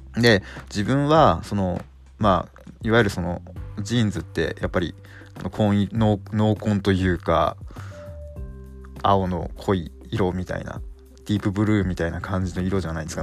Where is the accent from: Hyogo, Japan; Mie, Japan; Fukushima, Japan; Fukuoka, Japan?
Fukushima, Japan; 地元の福島では